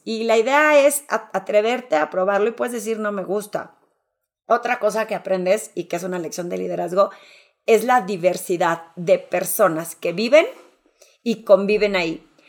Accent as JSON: {"language": "Spanish", "town": "Torreón", "region": "Coahuila", "country": "Mexico", "said": "yo que soy de Torreón"}